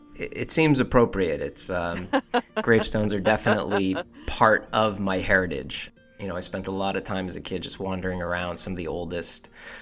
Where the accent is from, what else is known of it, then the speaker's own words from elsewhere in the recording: Salem, Massachusetts, United States; I was born and raised in Salem, Massachusetts, and I am a stone cutter.